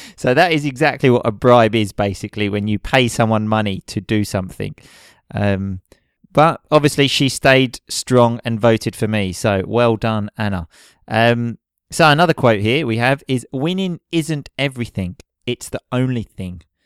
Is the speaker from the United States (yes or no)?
no; United Kingdom; now in Italy; we come from Britain